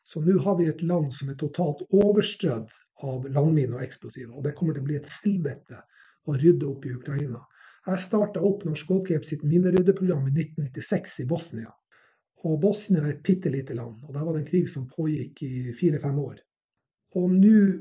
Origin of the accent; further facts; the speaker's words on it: Narvik, Nordland, Norway; jeg vokste opp i Narvik, som var plass under krigen